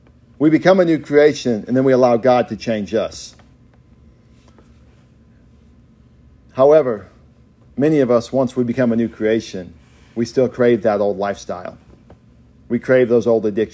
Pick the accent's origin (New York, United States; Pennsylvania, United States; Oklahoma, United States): Oklahoma, United States; We are more than Okies.